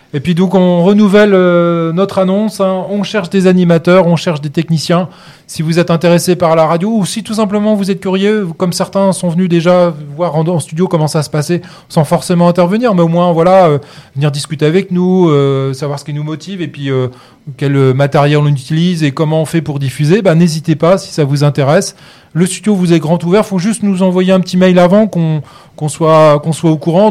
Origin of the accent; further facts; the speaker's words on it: Normandy, France; je suis normand